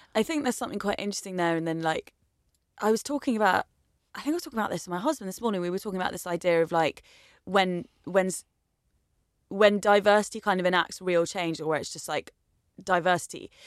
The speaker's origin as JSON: {"language": "English", "area": "Essex", "region": "East of England", "country": "United Kingdom", "tie": "born or raised there", "said": "as someone blonde growing up in Essex"}